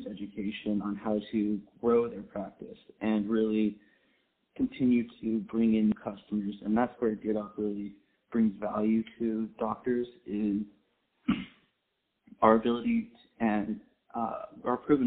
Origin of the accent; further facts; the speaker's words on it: San Diego, California, United States; I was born and raised in Southern California, San Diego specifically